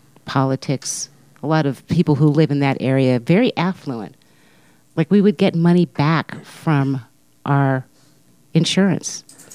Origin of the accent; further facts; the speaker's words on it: Colorado Springs, Colorado, United States; moved away as an adult; also born or lived in Denver / Fort Collins / Washington, D.C.; now in Albuquerque, United States; I'm from Colorado Springs.